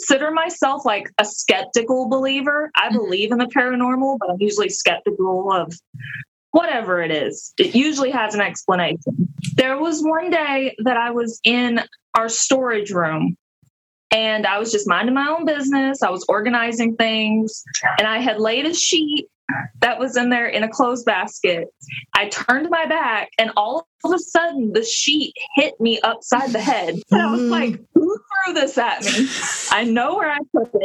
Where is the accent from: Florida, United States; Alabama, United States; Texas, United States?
Alabama, United States; I grew up in Alabama